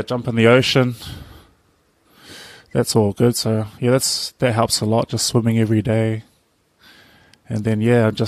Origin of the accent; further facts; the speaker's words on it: Auckland, New Zealand; moved away as an adult; also born or lived in Invercargill, New Zealand; now in Cook Islands; growing up in Auckland City